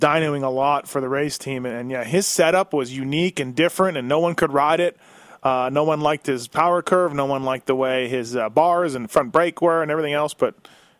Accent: Canada; I grew up in Canada

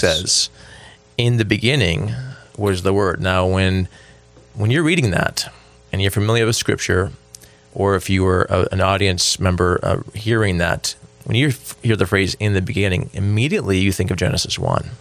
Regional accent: Buffalo, New York, United States; I grew up in Buffalo, New York, and it would snow a lot there.

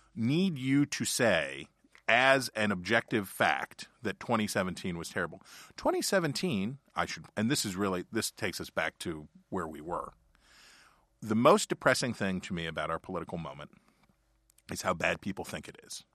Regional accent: Ohio County, West Virginia, United States; My experience is growing up in Ohio County, West Virginia, and being the son of a coal salesman

